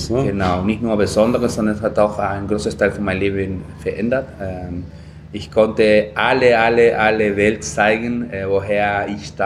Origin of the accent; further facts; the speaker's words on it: Lima, Peru; German is a second language; moved away as an adult; Ich bin in Lima geboren worden, in die Küste. Ähm, das Land, äh, der, der, der Hauptstadt äh, Peru